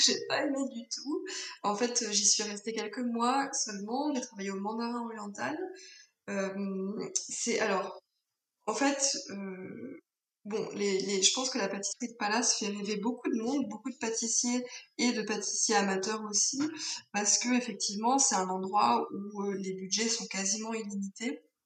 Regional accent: Alsace, Grand Est, France; moved away; also born or lived in Paris / Tain-l'Hermitage; je suis née en Alsace où j'ai passé euh, le plus clair de mon enfance.

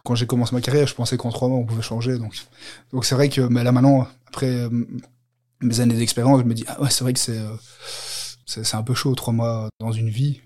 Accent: Brussels, Brussels-Capital Region, Belgium; je viens de, de Belgique, de, Bruxelles.

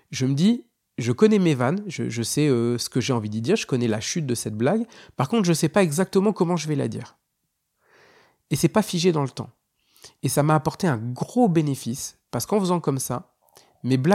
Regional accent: Hauts-de-France, France; je suis originaire du Nord.

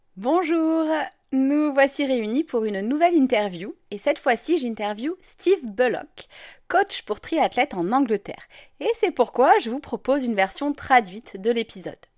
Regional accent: France; je suis française

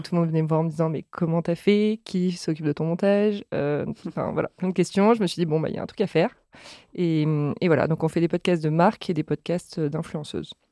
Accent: Cannes, Provence-Alpes-Côte d'Azur, France; moved away as an adult; now in Paris, France; Je viens de Cannes. Euh, parisienne depuis 15 ans

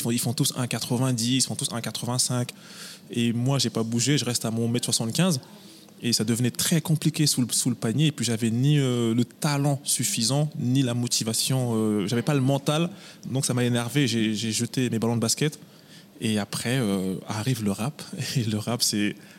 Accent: Villiers-le-Bel, Île-de-France, France; now in Paris, France; Moi, je suis originaire de Villiers-le-Bel, dans le 95. C'est chez moi, Villiers.

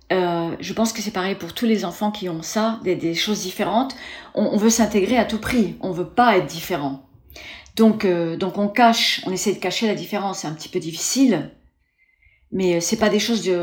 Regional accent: Formentera, Balearic Islands, Spain; also born or lived in Paris, France; j'étais petite, j'étais élevée à Formentera dans les Baléares principalement et sur et Paris, les deux. On a quitté les États-Unis, mes parents ont quitté les États-Unis, on est venu vivre en Europe

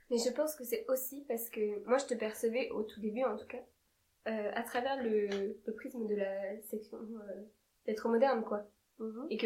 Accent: Marseille, Provence-Alpes-Côte d'Azur, France; je viens de Marseille.

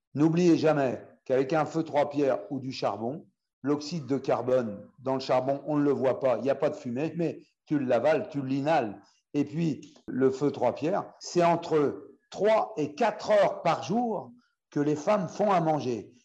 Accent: France; chez nous, en France

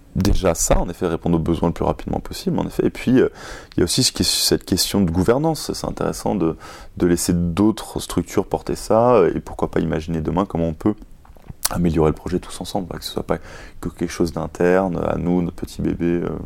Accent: Paris, Île-de-France, France; moi, je suis parisien

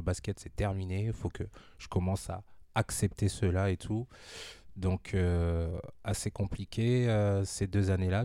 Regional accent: Amiens, Hauts-de-France, France; also born or lived in Kinshasa, DR Congo / Saint-Quentin; je suis né en République démocratique du Congo, à mhm. Kinshasa, arrivé en France en 1991. Mm. donc directement de Kinshasa à mm. Amiens. Voilà, on a déposé nos valises ici direct. Euh, grandi dans les quartiers nord

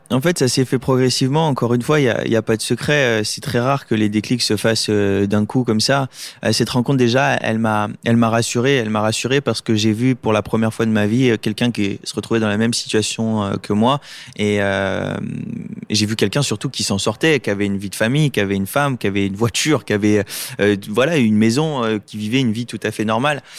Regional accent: Lunéville, Grand Est, France; je suis né euh, à Lunéville en, en Lorraine

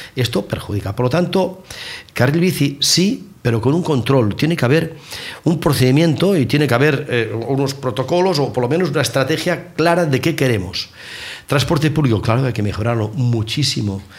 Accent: Catalonia, Spain; Yo soy catalán y formo parte de España

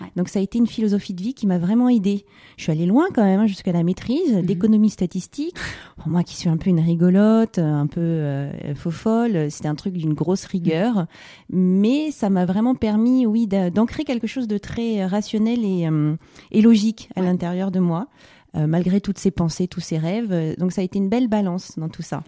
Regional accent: Var, Provence-Alpes-Côte d'Azur, France; also born or lived in Paris; on est parti euh, vivre dans le sud, dans le Var

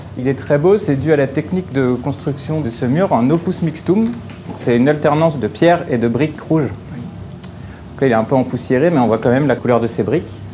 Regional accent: Paris, Île-de-France, France; je suis parisien, je suis passionné d'archéologie parisienne

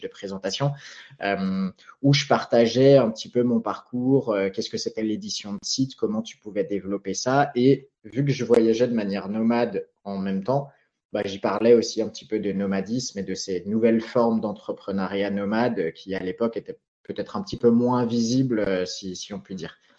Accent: Alsace, Grand Est, France; moved away as an adult; also born or lived in Philippines; depuis deux ans, je suis installé au pied des Vosges, donc ma région natale en Alsace.

